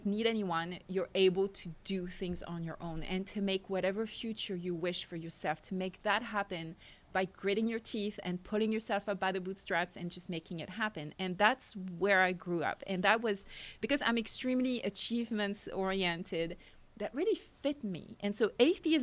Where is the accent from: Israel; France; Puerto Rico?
France; accent: French; English is a second language; moved away as an adult; now in United States; I grew up in France